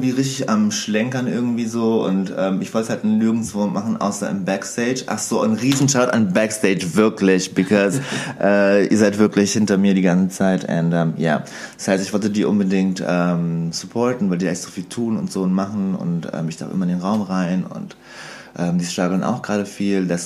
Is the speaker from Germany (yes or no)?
no; Serbia; also ich komme eigentlich aus Serbien